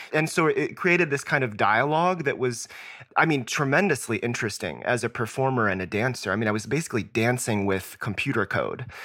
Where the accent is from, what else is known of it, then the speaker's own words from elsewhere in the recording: Southwest Virginia, United States; I grew up in Southwest Virginia